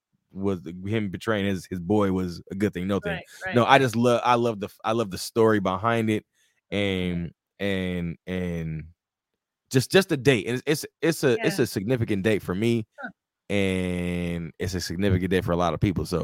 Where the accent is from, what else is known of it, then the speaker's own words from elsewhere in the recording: Rialto, California, United States; also born or lived in South Central, Los Angeles, California; I'm from the West Coast. I'm from Rialto, California